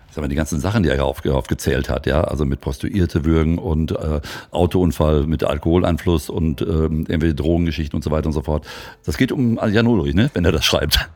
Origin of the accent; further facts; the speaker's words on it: Hagen, North Rhine-Westphalia, Germany; Oder, oder Hagen vor allem ist ja da die Ecke, wo ich herkomme.